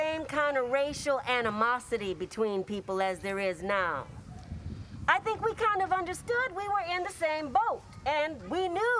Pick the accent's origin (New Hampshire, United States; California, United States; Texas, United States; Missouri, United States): California, United States; Santa Monica; I grew up in Santa Monica in the 1950s, but I'd often come to Venice.